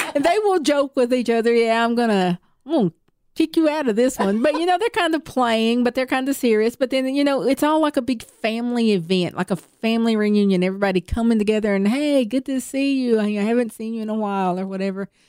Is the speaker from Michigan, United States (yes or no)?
no; Tennessee, United States; accent: Southern; I was born and raised right here in Tennessee